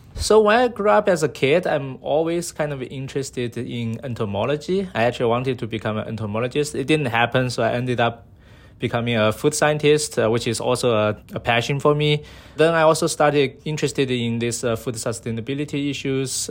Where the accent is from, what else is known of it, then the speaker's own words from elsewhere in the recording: Sichuan, China; now in San Diego, United States; I was from China, so my hometown is, uh, Sichuan Province, uh, in the southwest of, uh, China